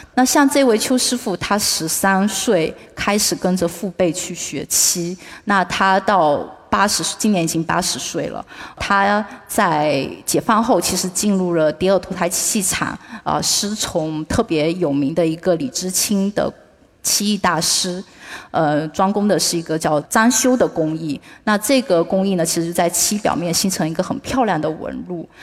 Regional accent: Fuzhou, Fujian, China; 那我们福州所在的这个 闽东区讲的是福州话

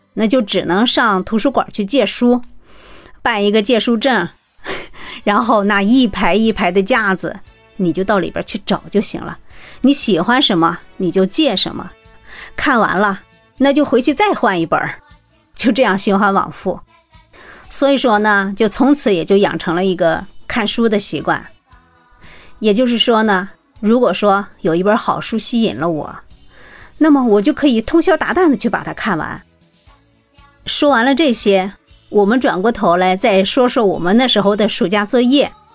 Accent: Jinan, Shandong, China; 我来自七十年代，山东济南人。我现在从事的工作呢，是和建筑机械相关的行业

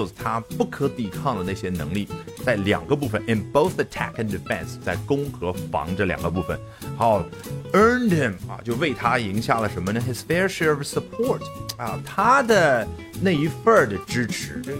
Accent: China; 尽管面临的是一个美国人，那什么意思？你美国人言下之意就应该比我们中国人更厉害吗？

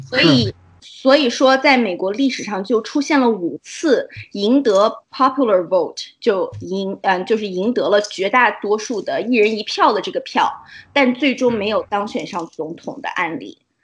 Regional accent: China; moved away; 我们中国人

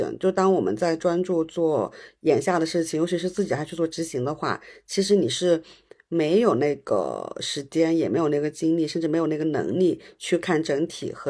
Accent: Hunan, China; 但是用我们湖南人的这种心态和精神来看的话

